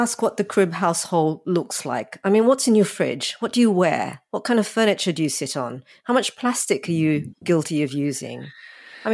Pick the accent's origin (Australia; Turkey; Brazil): Australia; I grew up in Australia